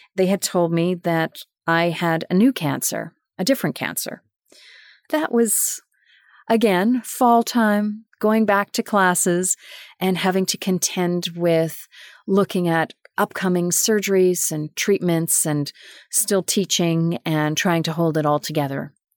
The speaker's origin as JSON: {"language": "English", "town": "Winnipeg", "region": "Manitoba", "country": "Canada", "tie": "born or raised there", "also_born_or_lived": "Germany", "moved": "as an adult", "said": "my hometown of Winnipeg, Manitoba"}